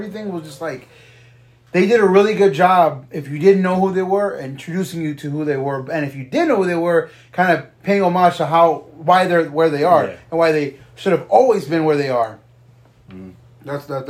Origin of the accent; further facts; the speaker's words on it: Houston, Texas, United States; My favorite event in my hometown.